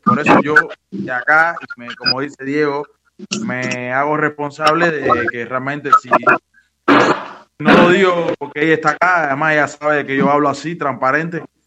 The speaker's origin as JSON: {"language": "Spanish", "country": "Cuba", "also_born_or_lived": "Villa Carlos Paz, Argentina", "moved": "yes", "lives_now": "Córdoba, Argentina", "said": "yo como propio cubano"}